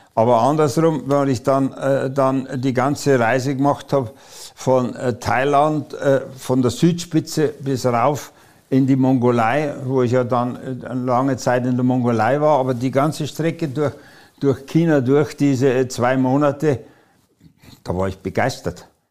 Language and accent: German; Munich, Bavaria, Germany; moved away; also born or lived in Breslau (Wrocław); da wo der beste Fußball gespielt wird, aus München